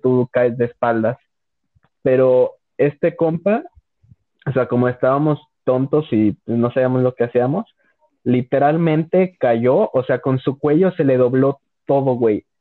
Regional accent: León, Guanajuato, Mexico; soy de León, o sea, León, Guanajuato

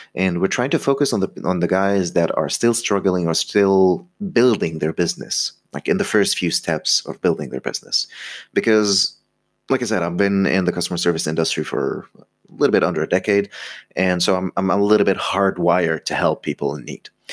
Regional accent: Egypt; I'm from Egypt

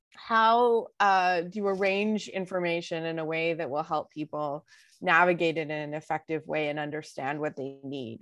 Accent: Vancouver, British Columbia, Canada; I was born in Vancouver.

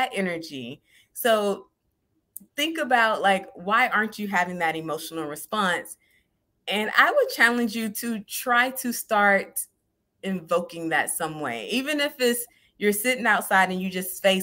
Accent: the South, United States; me growing up in the South

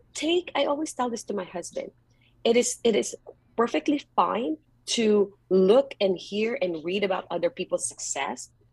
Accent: Philippines; moved away as an adult; now in Bay Area, United States; I grew up in the Philippines and I was really poor.

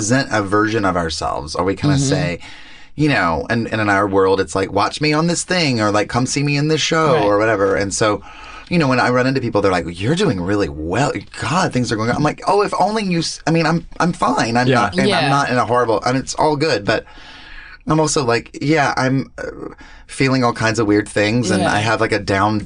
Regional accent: the South, United States; moved away; Growing up in the South

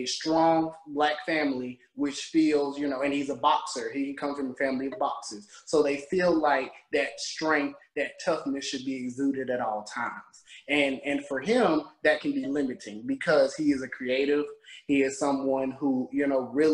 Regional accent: Macon, Georgia, United States; also born or lived in Atlanta, Georgia; growing up in the South. I'm from Georgia

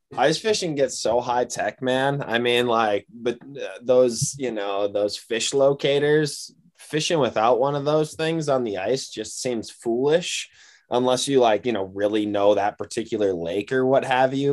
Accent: Wisconsin, United States; moved away as an adult; also born or lived in Iowa; now in Missoula, United States; I grew up in Wisconsin.

